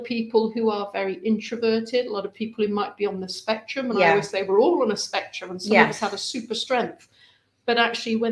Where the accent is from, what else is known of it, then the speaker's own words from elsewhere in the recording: Lincolnshire, East Midlands, United Kingdom; moved away as an adult; also born or lived in Preston; I grew up in Lincolnshire, and so my only reference points were farms and school